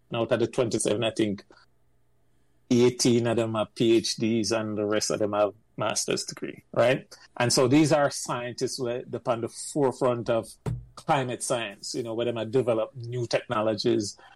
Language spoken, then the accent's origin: English; Jamaica; moved away as an adult; now in United States; I'm coming from Jamaica, go New York, and then end up enlisting at the Navy, spend six years